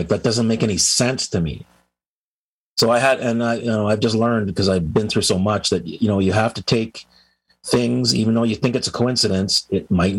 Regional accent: United States; because I'm a US, I'm an American

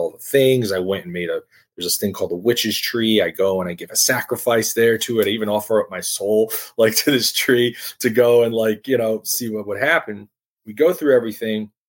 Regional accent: Paterson, New Jersey, United States; I was born in Patterson

